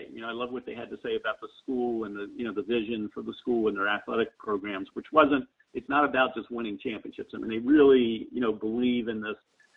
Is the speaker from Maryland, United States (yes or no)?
yes; Baltimore, Maryland, United States; I grew up in Baltimore